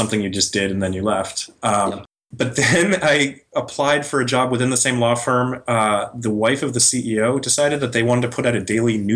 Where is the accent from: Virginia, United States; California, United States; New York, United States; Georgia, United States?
New York, United States; now in San Francisco, United States; Whereas I came from New York, where that's the only way you could make it.